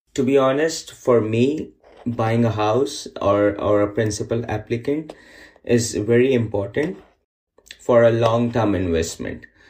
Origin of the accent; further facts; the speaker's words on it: Pakistan; moved away as an adult; now in Markham, Canada; I came here after getting married to Fatima. My hometown is Pakistan